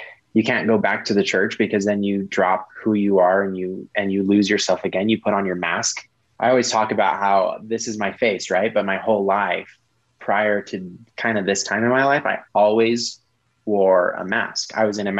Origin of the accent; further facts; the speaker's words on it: Colorado, United States; moved away as an adult; also born or lived in Salt Lake City, Utah; I was from Colorado